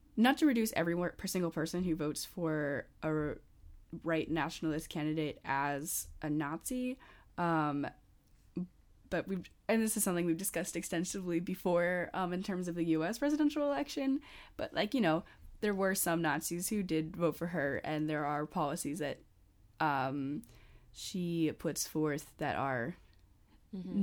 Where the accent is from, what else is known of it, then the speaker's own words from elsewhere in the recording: United States; I'm an American college student.